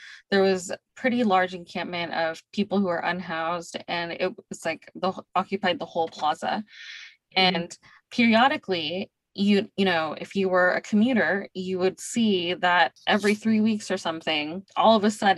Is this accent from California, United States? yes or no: yes; Bay Area, California, United States; now in Tucson, United States; I'm from the Bay Area. I mean, expensive housing is why I moved here